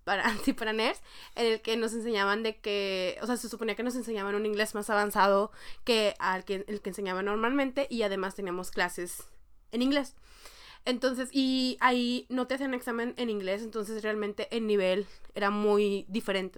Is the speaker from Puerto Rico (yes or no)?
no; Mexico; moved away as an adult; now in South Korea; entré a la prepa, digo a la facultad, que en México estuve en la facultad un año y medio